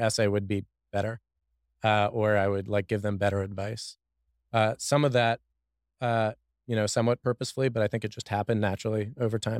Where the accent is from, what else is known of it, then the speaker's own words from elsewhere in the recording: Washington, District of Columbia, United States; also born or lived in Boston / China / San Francisco / Mexico; now in Austin, United States; I'm from Washington, D.C.